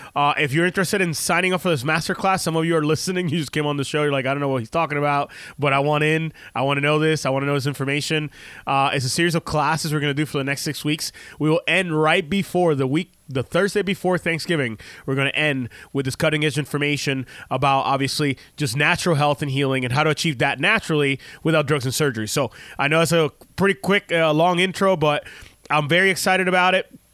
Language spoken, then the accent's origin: English; Puerto Rico; moved away; we grew up in Puerto Rico